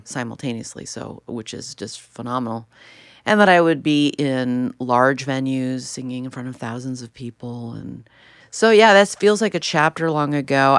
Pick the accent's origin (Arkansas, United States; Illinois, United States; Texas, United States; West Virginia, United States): Illinois, United States; Chicago; I grew up in Chicago in the city, and then we ended up in the suburbs